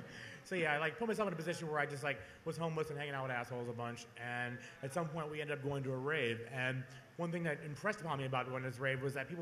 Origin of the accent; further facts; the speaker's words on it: Portland, Oregon, United States; also born or lived in Eugene, Oregon / Overbrook; I moved here in 8th grade. So I consider myself, I grew up in Eugene. I was raised, I can't say I was raised in Eugene, I grew up in Portland.